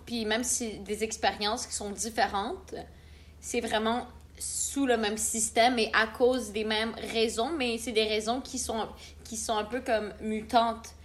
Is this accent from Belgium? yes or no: no; Canada; Je suis première génération euh, de, ben, qui est née au Canada